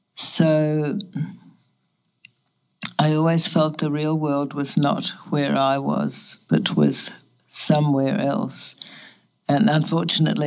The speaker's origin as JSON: {"language": "English", "country": "Australia", "tie": "born or raised there", "also_born_or_lived": "Germany", "moved": "as an adult", "lives_now": "New York, United States", "said": "refugees to Australia"}